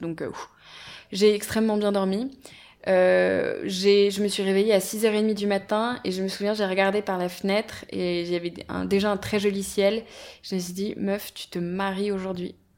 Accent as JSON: {"language": "French", "region": "Brittany", "country": "France", "said": "On est bretonne"}